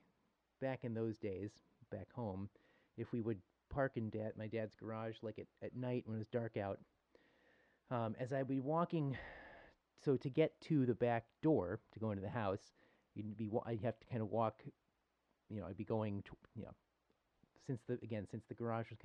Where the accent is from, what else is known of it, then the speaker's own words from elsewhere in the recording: Buffalo, New York, United States; I grew up in Buffalo